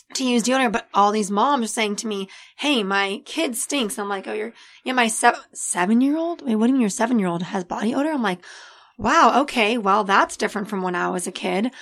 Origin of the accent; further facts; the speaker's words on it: El Segundo, California, United States; also born or lived in Florida; I was born in Florida, but I was raised right here in El Segundo